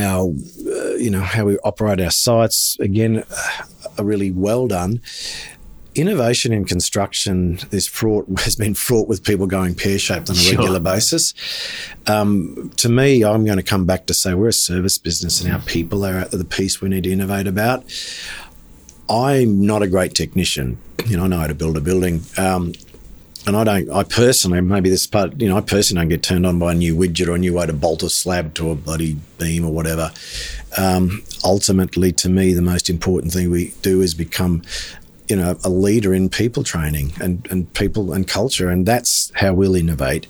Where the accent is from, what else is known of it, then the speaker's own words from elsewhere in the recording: Toowoomba, Queensland, Australia; I grew up in Toowoomba as a teenager